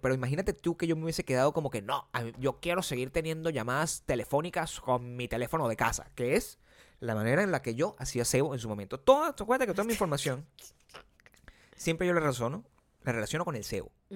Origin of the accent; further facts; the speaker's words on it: Venezuela; moved away; en mi país, uno era venezolano